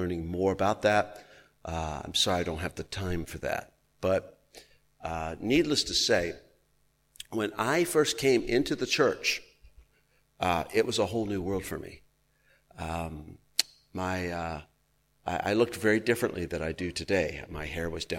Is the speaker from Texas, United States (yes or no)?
yes; Texas, United States; I was raised in Texas